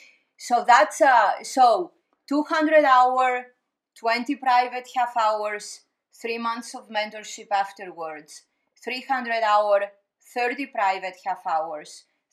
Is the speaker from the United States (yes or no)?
no; Greece; moved away; I grew up in Greece.